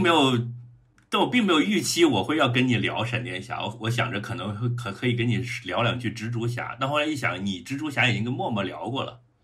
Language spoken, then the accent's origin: Chinese; Changsha, Hunan, China; 我的长沙老乡们